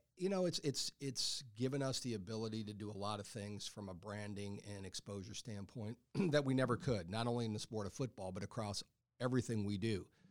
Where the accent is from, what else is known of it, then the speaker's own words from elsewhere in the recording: Texas, United States; moved away; I grew up in Texas